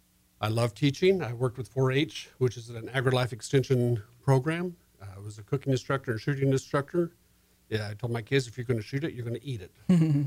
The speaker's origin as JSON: {"language": "English", "town": "El Paso", "region": "Texas", "country": "United States", "also_born_or_lived": "Alaska", "moved": "as an adult", "said": "I'm from Texas originally. Okay. I'm from El Paso, so I'm used to hot temperatures. The last 25 years have been in the far north."}